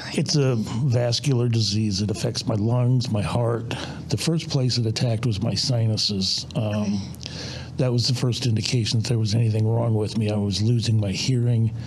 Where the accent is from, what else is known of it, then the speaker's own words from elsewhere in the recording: Tonica, Illinois, United States; I grew up on a farm about 50 miles north of here